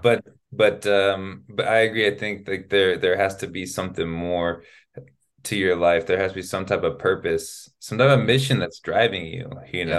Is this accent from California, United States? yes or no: yes; Sacramento, California, United States; first language English; moved away as an adult; now in Spain; I'm from California, I'm from Sacramento. And so to be from Sacramento, California, to be born there